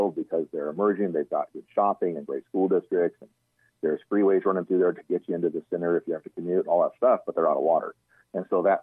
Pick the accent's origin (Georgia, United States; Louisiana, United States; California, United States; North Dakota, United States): California, United States; Central Coast; I grew up in the Central Coast area, you know, north of kind of between Los Angeles and San Luis Obispo, that area